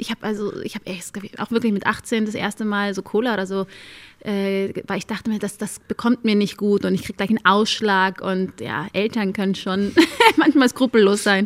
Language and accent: German; Germany; Ich sehe mich zu 100 als Deutsche. Nur weil ich nur dunkle Haut habe, macht mich das aber nicht zu weniger Deutsch. Ich bin hier aufgewachsen, ich bin hier zur Schule gegangen